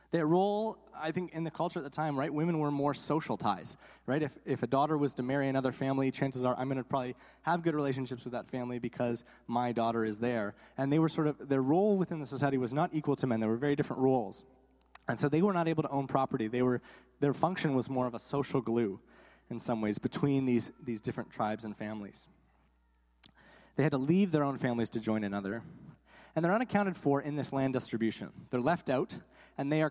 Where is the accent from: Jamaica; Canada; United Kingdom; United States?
Canada; Guelph, Ontario; I grew up in Guelph, Ontario